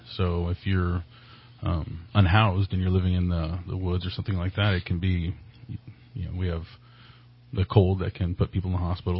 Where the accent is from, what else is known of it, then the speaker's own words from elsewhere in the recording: Burney, California, United States; I was born and raised in that community, and I was blessed to return to it as the station commander.